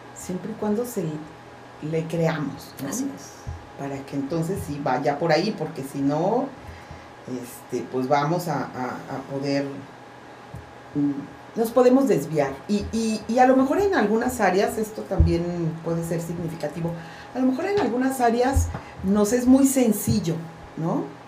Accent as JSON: {"language": "Spanish", "region": "Veracruz", "country": "Mexico", "tie": "born or raised there", "said": "crecí en Veracruz donde pues no se veía"}